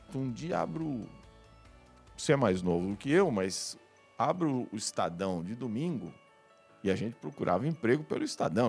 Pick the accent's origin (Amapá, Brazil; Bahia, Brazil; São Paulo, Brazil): São Paulo, Brazil; eu sou da, da periferia de São Paulo, nasci em São Paulo, no Jaguaré